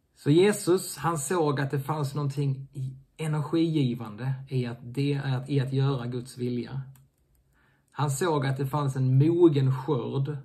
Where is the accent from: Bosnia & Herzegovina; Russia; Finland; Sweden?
Sweden; also born or lived in Helsingborg; oss svenskar